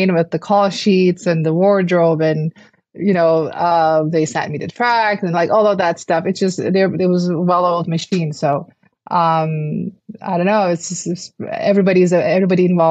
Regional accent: Istanbul, Turkey; moved away; I'm from Istanbul. I didn't really grow up with American football. Football was soccer to us.

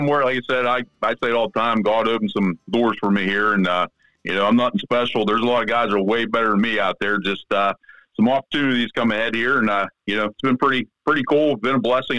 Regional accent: Pennsylvania, United States; I'm from Southwest PA. I work for Westinghouse Nuclear Fuel, union gig.

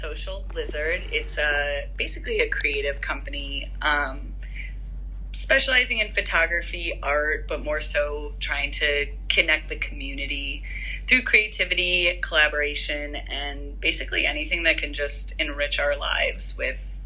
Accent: Chicago, Illinois, United States; moved away as an adult; also born or lived in Tucson, Arizona / San Rafael, California / Boulder, Colorado; now in San Diego, United States; growing up, born and raised in Chicago suburbs

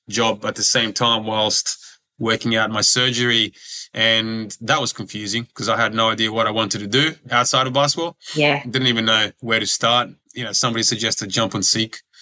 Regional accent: Croatia; born there; I ended up yeah going back to to where I was born in Croatia and playing professionally there because basketball is huge over there.

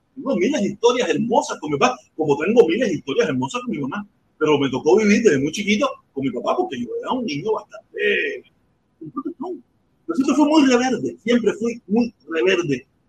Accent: Cuba; ser cubano

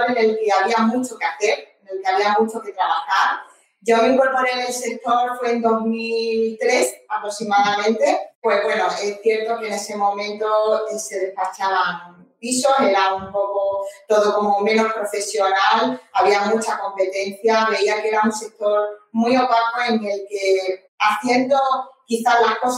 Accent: Málaga, Andalusia, Spain

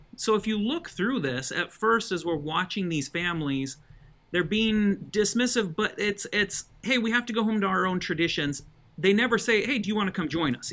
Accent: Colorado, United States; also born or lived in Utah; now in Alabama, United States; I was raised in Colorado

